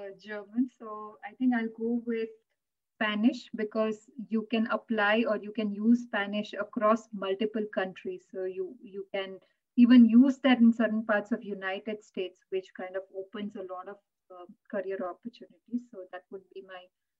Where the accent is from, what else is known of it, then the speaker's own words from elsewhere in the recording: India; English is a second language; moved away; us growing up in India or speaking a language like Gujarati